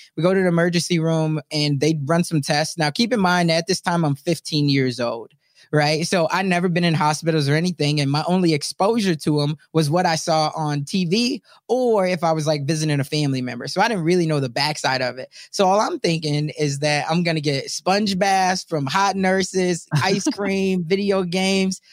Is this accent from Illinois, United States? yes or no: yes; Chicago, Illinois, United States; moved away; also born or lived in Omaha; I'm originally from South Side of Chicago. I was raised by a single mom